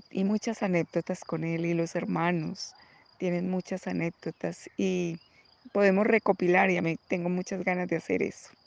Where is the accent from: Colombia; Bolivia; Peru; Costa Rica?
Colombia; moved away as an adult; cuando yo me vine de Colombia, yo apoyé a mi hijo en los primeros primeros dos años de su carrera y fui la persona que le pagaba su universidad